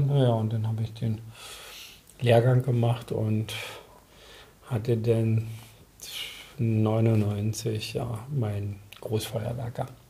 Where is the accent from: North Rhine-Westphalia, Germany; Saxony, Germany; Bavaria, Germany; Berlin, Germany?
Berlin, Germany; ich bin nicht in Berlin geboren, bin mhm. aber in der Blüte meine, meines Lebens, also mit einem Jahr nach Berlin gekommen.